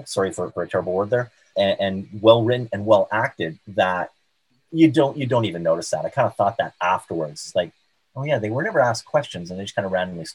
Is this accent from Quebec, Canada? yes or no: yes; South Shore of Montreal, Quebec, Canada; I grew up on the South Shore of Montreal and went to McGill in Montreal